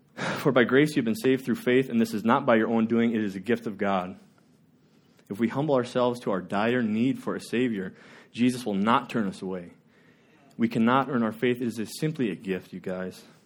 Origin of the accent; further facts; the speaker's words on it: Worthington, United States; I grew up in the Worthington